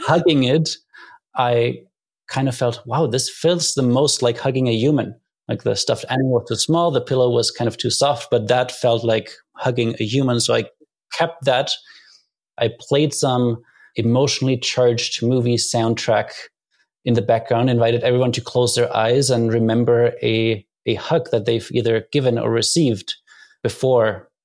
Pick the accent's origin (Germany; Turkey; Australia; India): Germany; moved away as an adult; I grew up in Germany